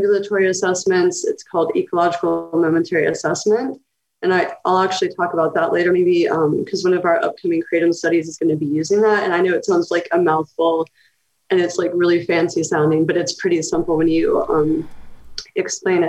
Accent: Knoxville, Tennessee, United States; moved away as an adult; also born or lived in Kentucky; I'm from Tennessee, and then I lived in Kentucky for several years doing my graduate work. And so I grew up technically in Appalachia, but in a college town in Knoxville

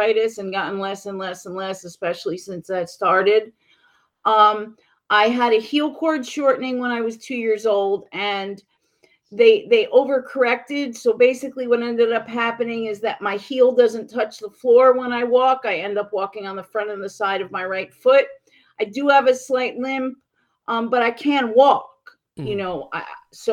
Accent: New York City, New York, United States; now in Mississippi, United States; New York City. I was born and raised in Manhattan.

